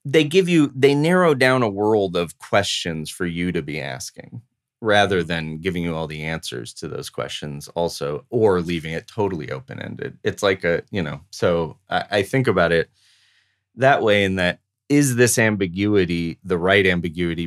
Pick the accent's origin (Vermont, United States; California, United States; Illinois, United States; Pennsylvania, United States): California, United States; Los Angeles; growing up in Los Angeles